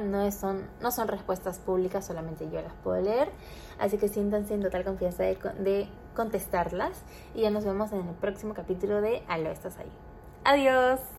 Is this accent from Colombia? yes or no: no; Trujillo, La Libertad, Peru; now in Lima, Peru; yo soy trujillana, entonces eh, nosotros ya vivimos en Lima